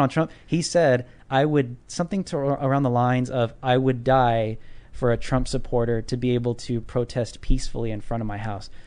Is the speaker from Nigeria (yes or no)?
no; California, United States; I'm from California.